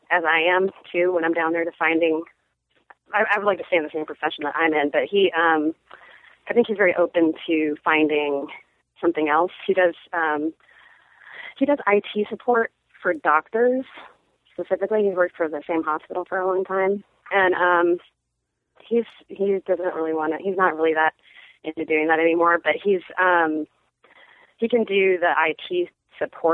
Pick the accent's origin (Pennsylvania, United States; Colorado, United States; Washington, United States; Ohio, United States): Washington, United States; Seattle; moved away; also born or lived in San Francisco / Austin; I grew up in Seattle and I lived in San Francisco for a while